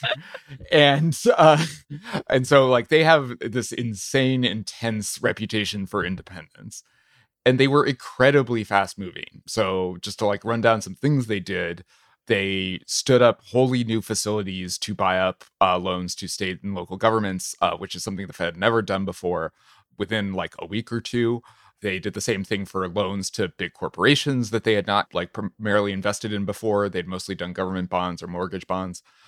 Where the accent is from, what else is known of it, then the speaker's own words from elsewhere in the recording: New Hampshire, United States; I'm from New Hampshire